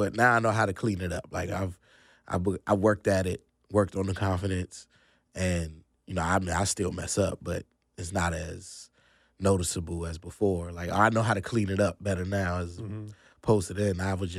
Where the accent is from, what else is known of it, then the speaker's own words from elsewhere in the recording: Virginia, United States; moved away as an adult; now in North Carolina; Nah, actually, that's in Virginia. I'm from Northern Virginia originally.